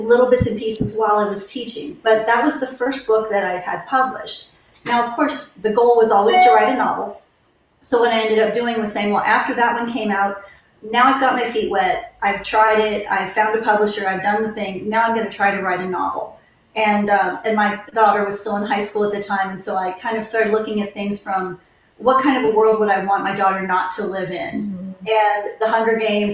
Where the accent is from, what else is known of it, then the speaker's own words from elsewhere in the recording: Ohio, United States; now in Wylie, United States; I grew up in Ohio